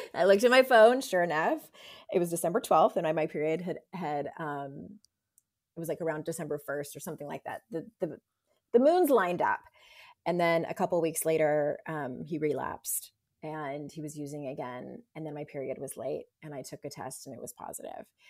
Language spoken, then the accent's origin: English; San Diego, California, United States; I'm from San Diego